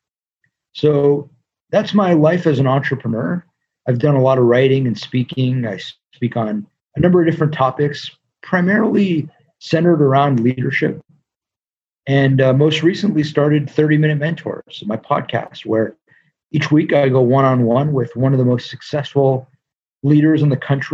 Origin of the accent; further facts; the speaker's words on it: Los Angeles, California, United States; also born or lived in New York; I am from LA, born and raised in Los Angeles, California, and grew up on a street called Velos Avenue